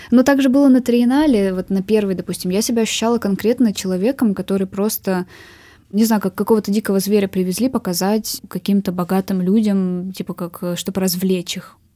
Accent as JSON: {"language": "Russian", "region": "Ural", "country": "Russia", "said": "мне важно то, что я с Урала. Действительно, я хочу показать то, что на Урале есть такое искусство."}